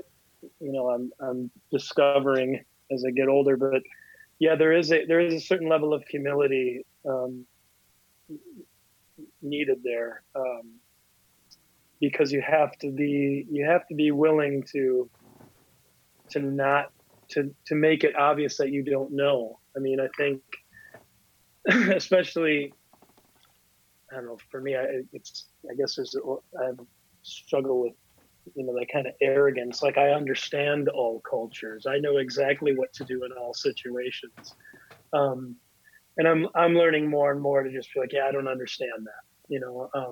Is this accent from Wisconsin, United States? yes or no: yes; Lodi, Wisconsin, United States; I grew up in Lodi, Wisconsin, or at least I went to high school there